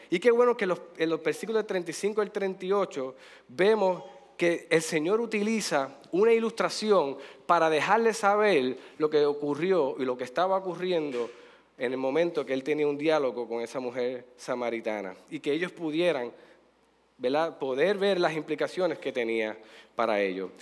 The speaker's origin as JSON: {"language": "Spanish", "country": "Puerto Rico", "said": "de nosotros como puertorriqueños"}